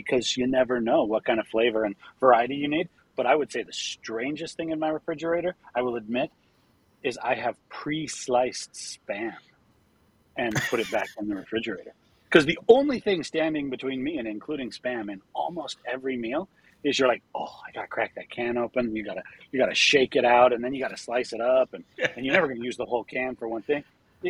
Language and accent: English; Utah, United States; growing up in Utah